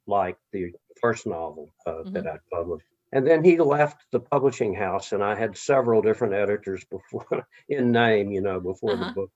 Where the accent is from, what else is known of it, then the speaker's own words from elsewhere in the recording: Texas, United States; moved away; also born or lived in Mexico / Louisiana; I was born and raised in Texas and Mexico and later Louisiana